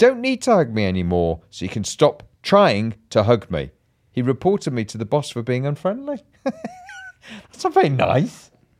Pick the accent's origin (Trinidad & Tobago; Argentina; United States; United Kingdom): United Kingdom; Bolton, North West England; I'm from Bolton.